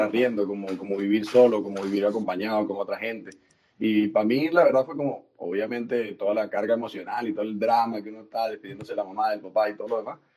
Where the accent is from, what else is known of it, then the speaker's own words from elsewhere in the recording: Venezuela; moved away as an adult; also born or lived in Puerto La Cruz / Margarita Island; now in Santiago, Chile; Puerto La Cruz, Margarita, ahora en Chile